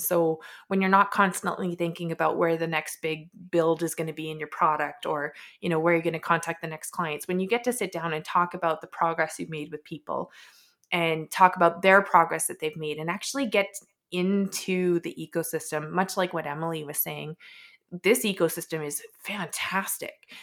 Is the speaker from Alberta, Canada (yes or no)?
yes; Edmonton, Alberta, Canada; also born or lived in Vancouver; born and raised in Edmonton, did spend some time out in Vancouver, but came back.